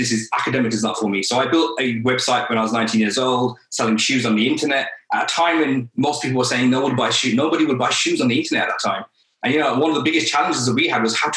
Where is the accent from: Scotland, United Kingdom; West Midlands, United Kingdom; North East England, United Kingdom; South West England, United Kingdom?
West Midlands, United Kingdom; Birmingham; moved away as an adult; now in London, United Kingdom; I'm originally from Birmingham